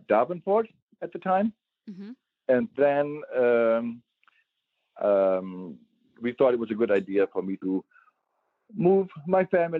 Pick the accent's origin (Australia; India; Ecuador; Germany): Germany; moved away as an adult; now in United States; I grew up in Germany at the PSI auction